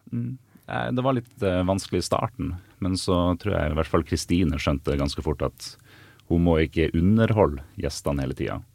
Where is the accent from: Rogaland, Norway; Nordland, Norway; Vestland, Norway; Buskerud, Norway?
Nordland, Norway; Bodø; now in Asker, Norway; Så jeg kommer jo fra Bodø